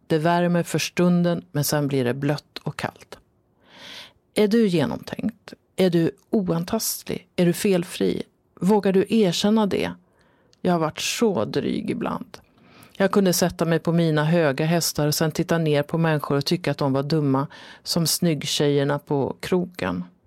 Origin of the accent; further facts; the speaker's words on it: Dalarna County, Sweden; accent: dalmål; moved away; also born or lived in Stockholm; Jag talar dalmål